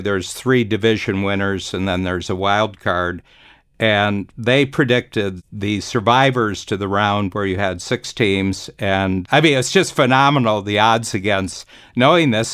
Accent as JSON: {"language": "English", "region": "Ohio", "country": "United States", "said": "I'm from Ohio"}